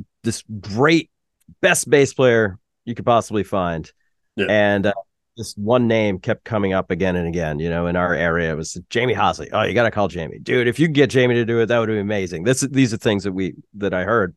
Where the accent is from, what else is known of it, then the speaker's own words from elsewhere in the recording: New Hampshire, United States; we're from New Hampshire